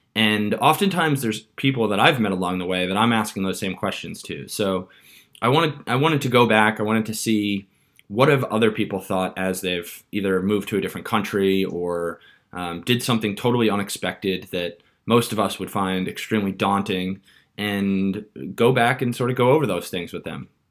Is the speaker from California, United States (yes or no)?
no; Long Island, New York, United States; moved away as an adult; also born or lived in San Francisco; now in London, United Kingdom; I grew up on Long Island in a town where a large number of people commute to New York City every day